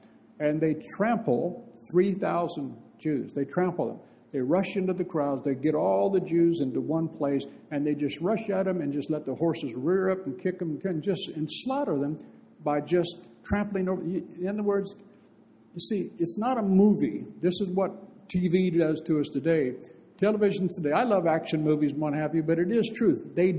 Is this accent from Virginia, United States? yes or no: no; Bakersfield, California, United States; in my hometown, Bakersfield